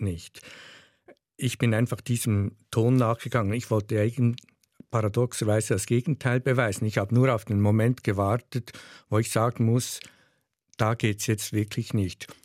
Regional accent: Switzerland; accent: Swiss German dialect; first language Swiss German

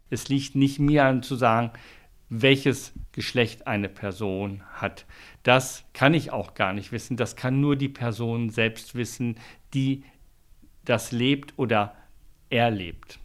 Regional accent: Switzerland; bei uns in der Schweiz

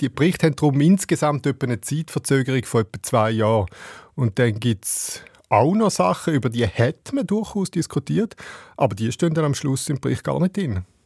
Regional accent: Switzerland; bei uns in der Schweiz

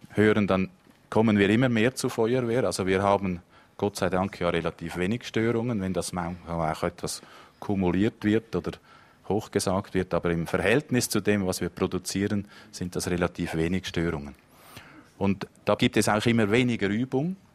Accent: Zurich, Switzerland; now in Baden, Switzerland; Also ich wohne in der Gegend. Das ist meine Heimat jetzt. Obwohl ich aus dem Zürich Biet komme, aber wir leben jetzt hier mit unserer Familie.

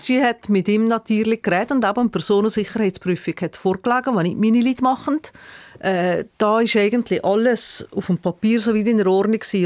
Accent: Brig-Glis, Valais, Switzerland; in Briglis, meiner Heimatgemeinde

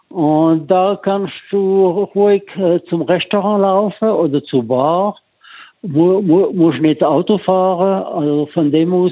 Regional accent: Romandy, Switzerland; now in South Africa; ich sage immer, ich komme aus der Westschweiz, was eigentlich stimmt.

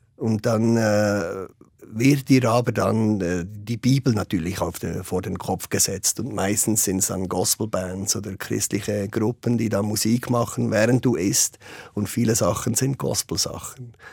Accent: Bern, Switzerland; ich als Schweizer

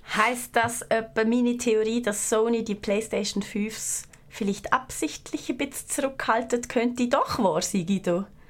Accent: Liechtenstein; Als Liechtensteinerin

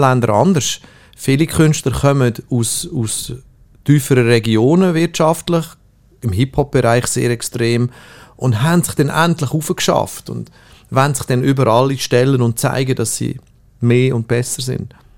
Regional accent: Switzerland; ich komme aus der Schweiz

